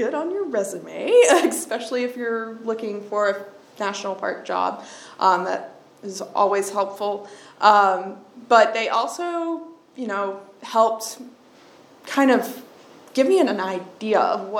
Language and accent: English; Clover, South Carolina, United States; moved away; So I am originally from South Carolina. Grew up in Clover, South Carolina, which is just kind of southwest of Charlotte, and went to the College of Charleston after high school.